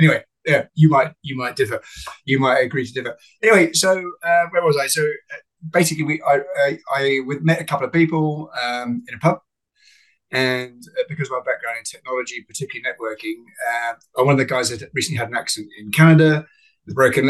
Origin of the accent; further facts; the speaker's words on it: Northern Nigeria, Nigeria; I was brought up in Africa. My mother was a retired, at 21, ballet dancer with the Festival Ballet. My father was a peanut farmer in northern Nigeria. So I was brought up in the bush.